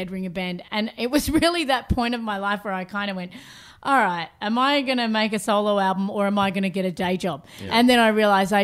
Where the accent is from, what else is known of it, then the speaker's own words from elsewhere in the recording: Southend, South Australia, Australia; also born or lived in Mount Gambier, South Australia; I was born in Mount Gambier and then the little place Southend, the little fishing village, is my dad's hometown, and I spent half of my childhood in that town and the other half of my childhood in the outback of Australia